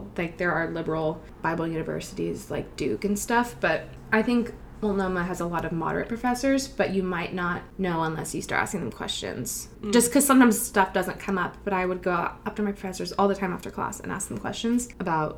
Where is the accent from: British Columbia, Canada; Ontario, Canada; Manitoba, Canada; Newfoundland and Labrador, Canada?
British Columbia, Canada; Vancouver; I was born and raised in Vancouver my whole life